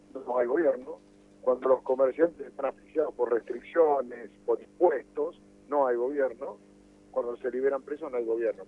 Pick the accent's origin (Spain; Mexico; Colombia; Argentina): Argentina; nosotros, como argentinos